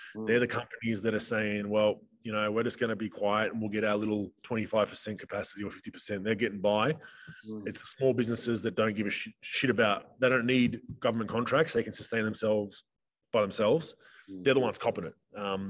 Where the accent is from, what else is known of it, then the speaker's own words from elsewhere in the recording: Queensland, Australia; I'm from Queensland. There's a lady that just had to go to a funeral in New South Wales. She can't get back to her house.